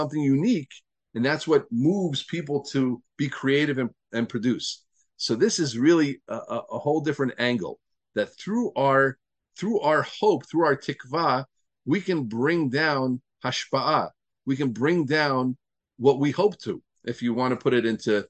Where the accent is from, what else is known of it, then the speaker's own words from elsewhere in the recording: New Jersey, United States; also born or lived in Pittsburgh, Pennsylvania; I lived in New Jersey